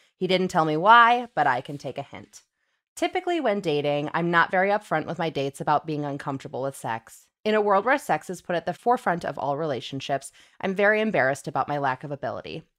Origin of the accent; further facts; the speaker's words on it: Illinois, United States; I'm from Illinois as well